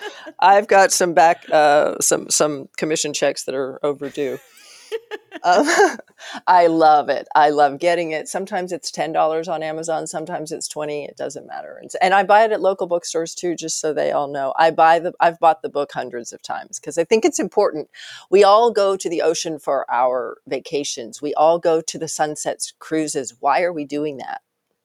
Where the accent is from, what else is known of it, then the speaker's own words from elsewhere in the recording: Arkansas, United States; born there; also born or lived in Wyoming; I mean, I was born in Arkansas. I was in Wyoming. I went to grad school on the East Coast.